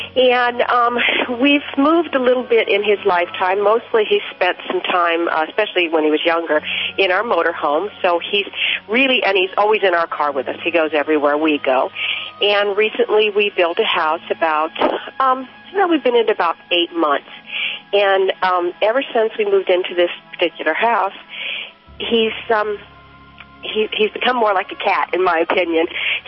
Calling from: Washington, United States; Washington State.

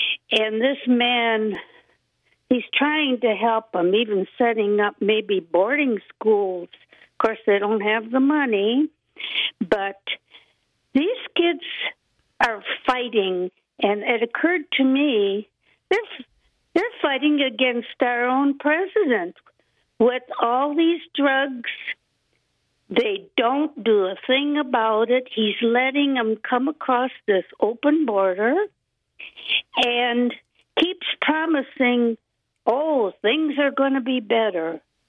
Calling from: Anacortes, Washington, United States; Hi, Anacortes.

